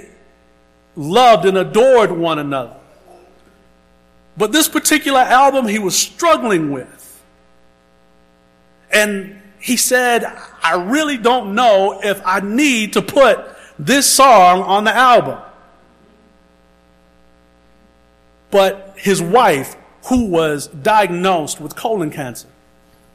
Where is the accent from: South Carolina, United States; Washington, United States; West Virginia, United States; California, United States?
South Carolina, United States; Round O; As a little boy growing up in Round O, South Carolina